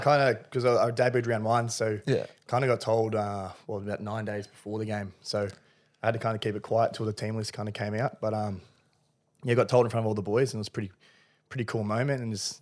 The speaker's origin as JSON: {"language": "English", "town": "Sydney", "region": "New South Wales", "country": "Australia", "tie": "born or raised there", "said": "I was from the Northern Beaches, so I was a Manly supporter growing up."}